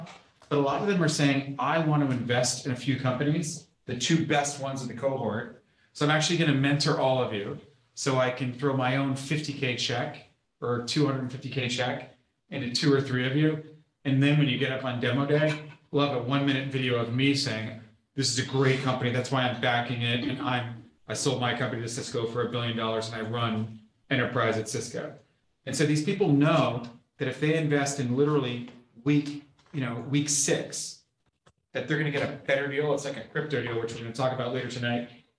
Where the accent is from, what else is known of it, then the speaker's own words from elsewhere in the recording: Mexico; Like, I'm from Mexico, you know, I don't, how am I supposed to know all these people in Silicon Valley, right?